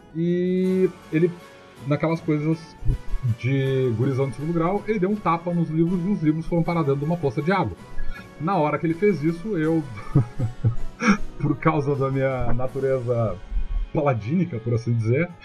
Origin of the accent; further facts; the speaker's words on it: Capão do Leão, Rio Grande do Sul, Brazil; eu sou do Capão do Leão